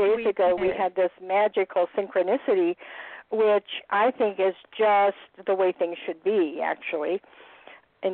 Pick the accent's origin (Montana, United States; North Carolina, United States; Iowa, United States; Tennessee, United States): Montana, United States; moved away as an adult; also born or lived in Los Angeles; I was back in Montana, which is my home state